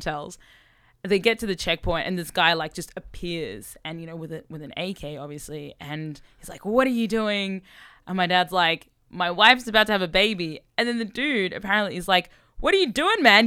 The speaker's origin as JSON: {"language": "English", "country": "Sudan", "tie": "born or raised there", "moved": "yes", "said": "I was born in Sudan"}